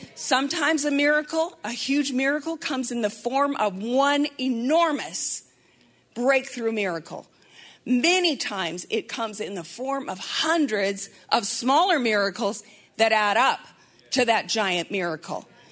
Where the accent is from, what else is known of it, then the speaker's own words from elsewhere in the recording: Montana, United States; moved away; I'm from Montana